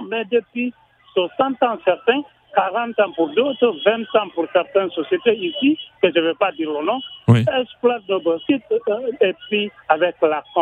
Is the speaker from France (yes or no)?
no; Kindia, Kindia Region, Guinea; ma région natale, Kindia